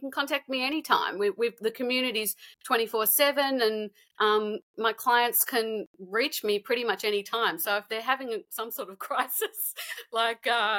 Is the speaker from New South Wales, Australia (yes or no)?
yes; Sydney, New South Wales, Australia; also born or lived in Canada / New York, United States; I met my husband in my hometown of Sydney.